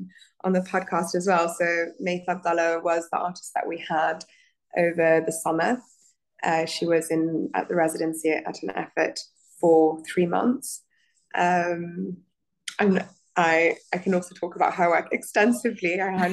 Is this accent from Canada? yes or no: no; Abu Dhabi, United Arab Emirates; also born or lived in Muscat, Oman / Italy; So I grew up in the Gulf. I grew up in Abu Dhabi and in Muscat in Oman. I studied interior design in Italy after finishing high school